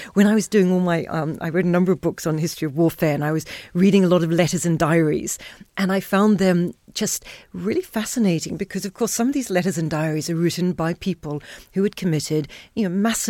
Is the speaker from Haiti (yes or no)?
yes; Haiti; also born or lived in Zambia / Solomon Islands; growing up in Zambia, Chincarta, growing up in Solomon Islands, and then Haiti for most of my childhood, much of my childhood